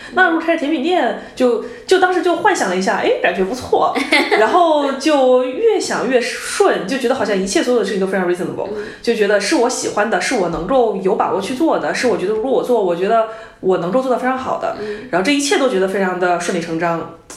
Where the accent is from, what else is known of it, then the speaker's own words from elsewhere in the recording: Hubei, China; now in Beijing, China; 因为我是湖北人嘛